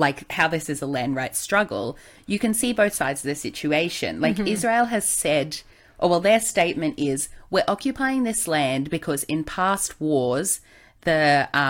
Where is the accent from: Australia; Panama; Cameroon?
Australia; as Australian people